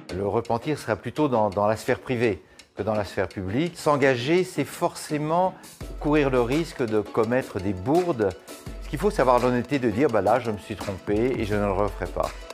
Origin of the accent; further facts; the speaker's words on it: France; En tant que Français